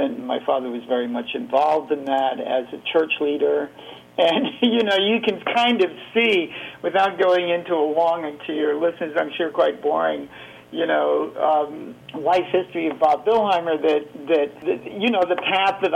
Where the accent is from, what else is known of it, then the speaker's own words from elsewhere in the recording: Geneva, Switzerland; I grew up in Geneva, Switzerland